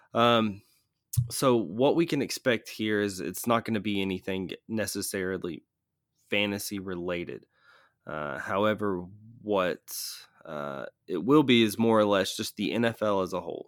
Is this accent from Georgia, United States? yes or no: yes; Atlanta, Georgia, United States; I'm from Atlanta